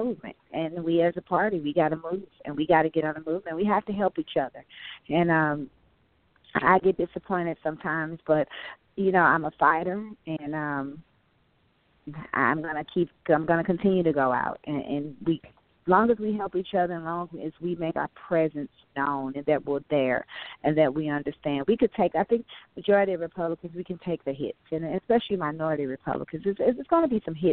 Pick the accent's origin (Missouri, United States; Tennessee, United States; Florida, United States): Missouri, United States; St. Louis; I was raised in St. Louis City